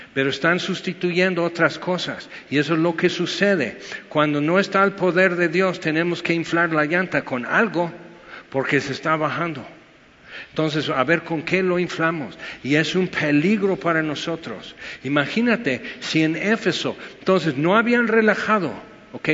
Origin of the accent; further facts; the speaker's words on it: United States; Spanish is a second language; now in Mexico; soy gringo, porque soy güero